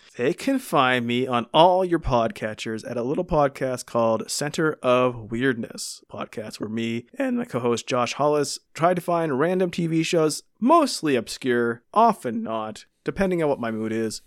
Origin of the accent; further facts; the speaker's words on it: Canada; being Canadian